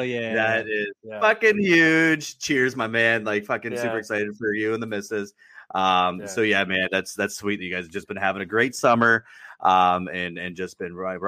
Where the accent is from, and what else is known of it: Toronto, Ontario, Canada